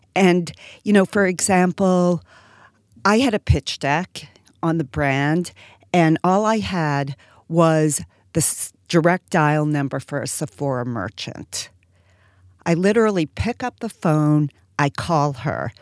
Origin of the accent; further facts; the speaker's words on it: Boston, Massachusetts, United States; I'm from Boston and live in Boston now